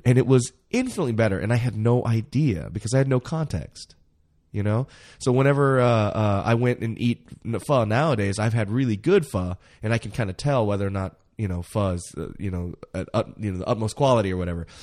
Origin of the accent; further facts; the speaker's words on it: United States; being American